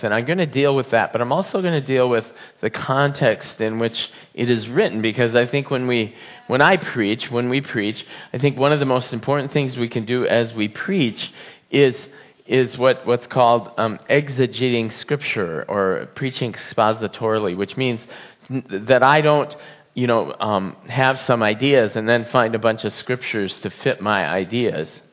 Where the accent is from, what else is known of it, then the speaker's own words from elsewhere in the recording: United States; I believe in God, and I'm an American